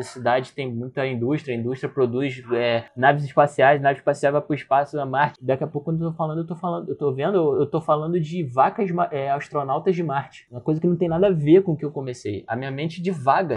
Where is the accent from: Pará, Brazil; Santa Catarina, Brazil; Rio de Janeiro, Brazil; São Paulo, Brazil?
Rio de Janeiro, Brazil; sou do Rio de Janeiro